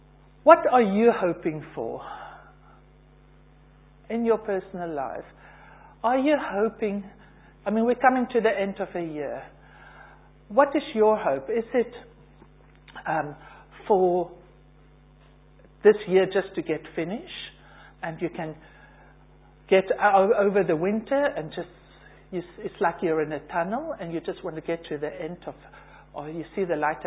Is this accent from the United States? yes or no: no; South Africa; moved away as an adult; now in United Kingdom; originally from South Africa, came here 25 years ago on holiday, and I'm still on holiday